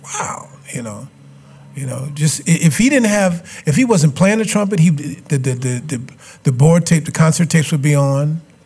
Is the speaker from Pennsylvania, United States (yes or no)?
no; Chicago, Illinois, United States; I grew up in Chicago